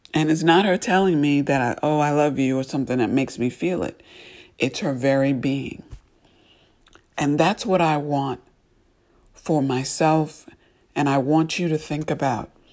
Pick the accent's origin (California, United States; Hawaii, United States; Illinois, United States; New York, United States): New York, United States; I grew up ice skating in New York, um, every weekend with friends